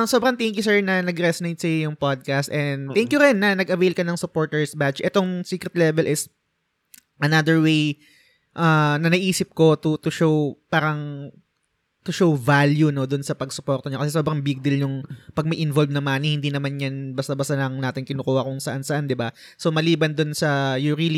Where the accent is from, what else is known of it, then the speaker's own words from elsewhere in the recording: Bicol Region, Philippines; also born or lived in Naga City; now in Naga, Philippines; pareho kami taga Bicol. so, hmm, Bicolano din siya, Bicolano din ako.